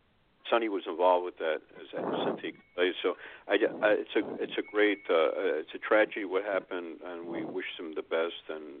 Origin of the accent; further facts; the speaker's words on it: New York, United States; I just want to say something that I feel myself as a New Yorker.